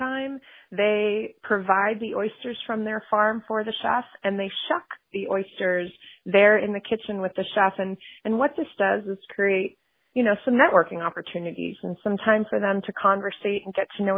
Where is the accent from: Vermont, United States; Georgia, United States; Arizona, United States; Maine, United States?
Maine, United States; moved away as an adult; I moved back to Maine because I do love this state